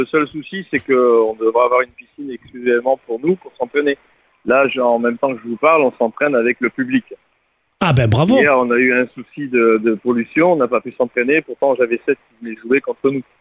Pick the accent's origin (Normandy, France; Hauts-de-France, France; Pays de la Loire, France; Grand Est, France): Hauts-de-France, France; Lens; moi je suis natif de Lens, je suis le Lensois